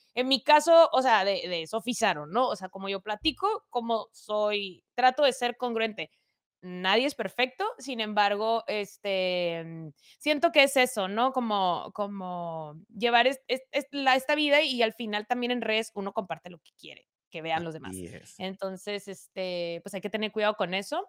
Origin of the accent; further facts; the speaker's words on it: Mexicali, Baja California, Mexico; Soy de Mexicali, Cachanilla